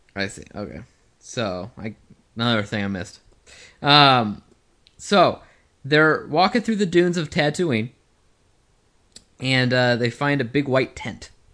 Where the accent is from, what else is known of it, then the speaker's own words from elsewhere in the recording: United States; we're from the United States